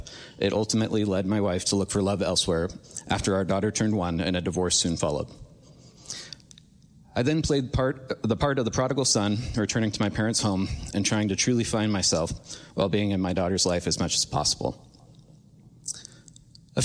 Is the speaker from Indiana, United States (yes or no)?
no; Mount Vernon, Washington, United States; I was born and raised in the Pacific Northwest, growing up in the small town of Mount Vernon, Washington.